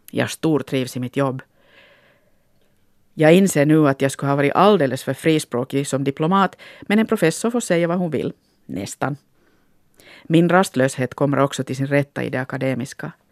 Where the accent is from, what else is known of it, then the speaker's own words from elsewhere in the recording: Finland; Likt en äkta finlandssvensk sitter jag nu här och funderar på min identitet. Nå, så som många människor som har flyttat från ett sammanhang till ett annat är jag väl mest av allt en blandning av olika saker.